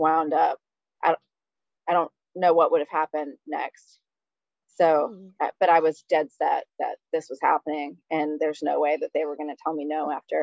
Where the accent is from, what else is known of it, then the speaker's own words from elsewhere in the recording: Long Island, New York, United States; We're from Long Island